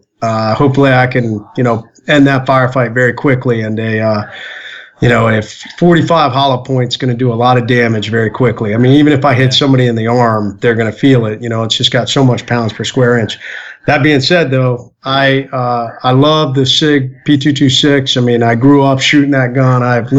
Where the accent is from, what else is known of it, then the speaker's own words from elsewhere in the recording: North Carolina, United States; You know, I grew up in North Carolina, off and on. I mean, I grew up everywhere.